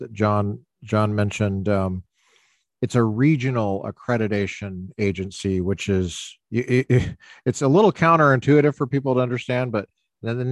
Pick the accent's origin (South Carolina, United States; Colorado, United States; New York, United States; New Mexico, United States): Colorado, United States; now in California, United States; I grew up in Colorado